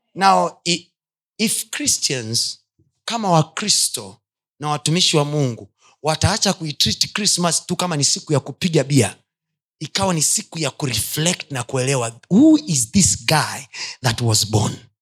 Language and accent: Swahili; Chagga land, Kilimanjaro, Tanzania; kule kwetu uchagani wachaga wengi